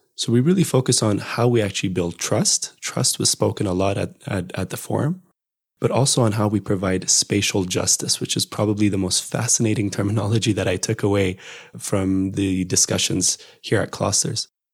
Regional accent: Addis Ababa, Ethiopia; moved away as an adult; also born or lived in United States; my hometown of Addis

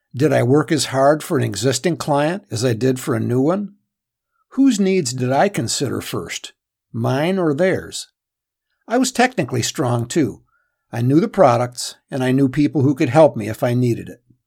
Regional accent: Michigan, United States; a small firm in my hometown in Michigan

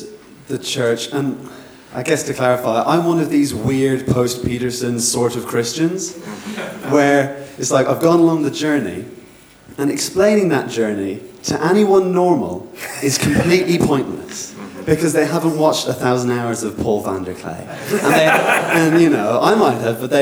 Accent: Ireland; moved away; I'm Irish.

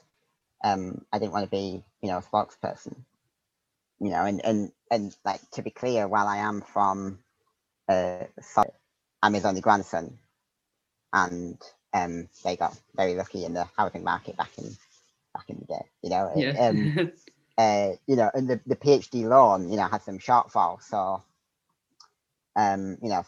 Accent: Darlington, North East England, United Kingdom; moved away as an adult; now in St Andrews, United Kingdom; I grew up in Darlington in the northeast of England

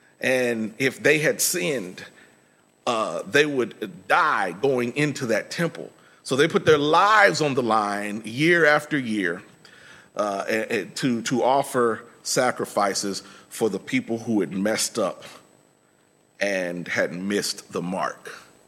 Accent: Indiana, United States; moved away as an adult; now in Texas, United States; When I was in undergrad, I came to Texas from Indiana, and I had registered for classes.

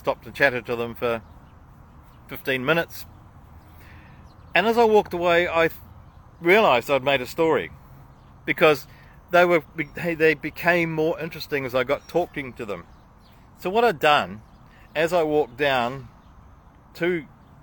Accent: New Zealand; as a Kiwi

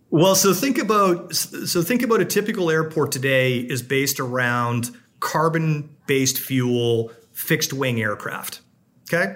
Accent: Canada; now in United States; I'm a Canadian

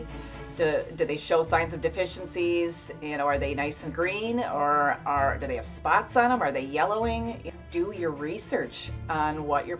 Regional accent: Michigan, United States; I'm born and raised in Michigan

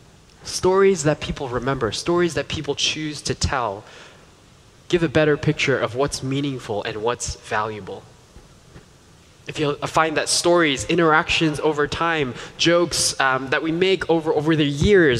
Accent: New York, United States; as a child growing up in New York

